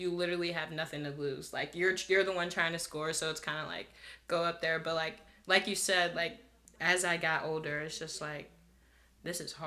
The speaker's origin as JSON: {"language": "English", "area": "Delaware County", "region": "Pennsylvania", "country": "United States", "said": "I'm from Delaware County, Pennsylvania"}